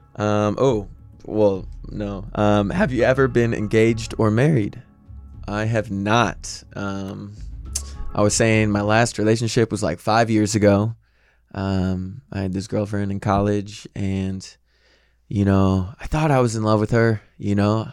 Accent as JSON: {"language": "English", "town": "St. Louis", "region": "Missouri", "country": "United States", "moved": "yes", "lives_now": "Los Angeles, United States", "said": "I am from Missouri, from Saint Louis"}